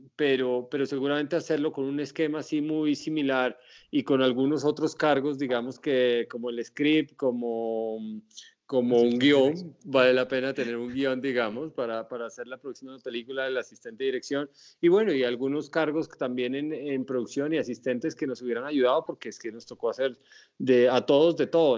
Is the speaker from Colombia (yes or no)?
yes; Pasto, Nariño, Colombia; en mi tierra, porque como sabes yo soy pastuso